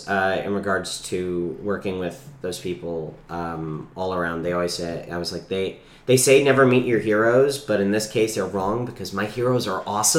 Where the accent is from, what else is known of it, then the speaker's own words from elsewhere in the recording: New York, United States; moved away as an adult; also born or lived in North Carolina; I'm born and raised in New York.